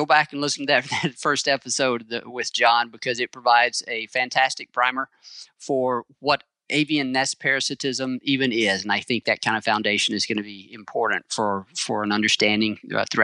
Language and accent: English; Mississippi, United States; I grew up in Mississippi